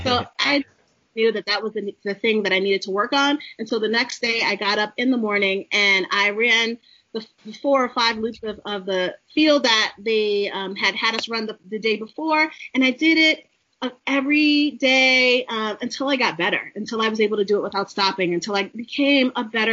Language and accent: English; New York City, New York, United States; moved away as an adult; also born or lived in Maryland; I'm a girl from the city. I'm from Brooklyn, New York